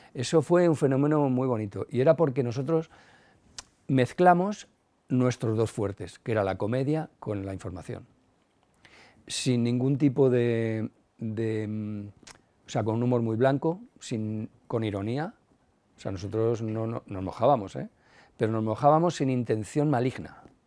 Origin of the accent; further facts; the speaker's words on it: Madrid, Community of Madrid, Spain; la movida de mi barrio, yo soy de Carabanchel.